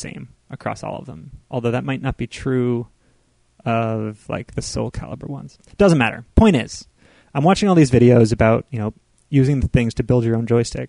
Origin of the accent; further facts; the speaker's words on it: United States; we grew up with in America